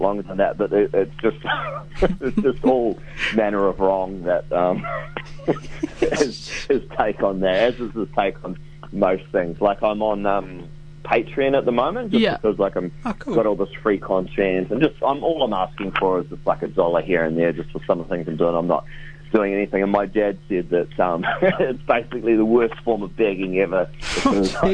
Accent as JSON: {"language": "English", "region": "Deep South", "country": "New Zealand", "said": "I'm from the Deep South"}